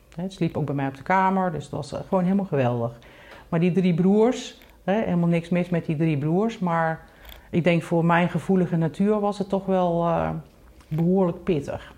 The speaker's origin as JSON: {"language": "Dutch", "region": "North Brabant", "country": "Netherlands", "tie": "born or raised there", "said": "geboren in Brabant, in een heel klein dorpje. Um, daar ben ik dus eigenlijk opgegroeid"}